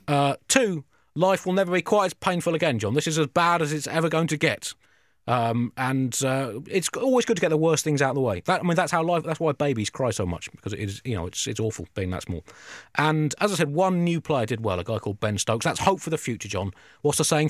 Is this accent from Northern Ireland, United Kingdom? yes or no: no; South East England, United Kingdom; growing up and being a middle-class English person from the southeast